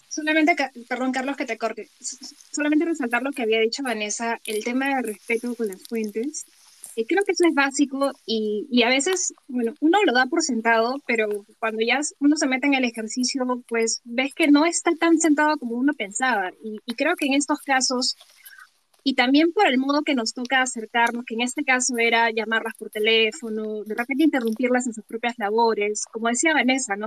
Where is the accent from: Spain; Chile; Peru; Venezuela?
Peru; ciudadanos peruanos